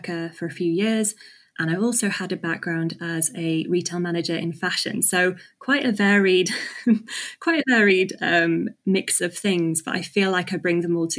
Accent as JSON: {"language": "English", "region": "England", "country": "United Kingdom", "tie": "born or raised there", "said": "I was born in England"}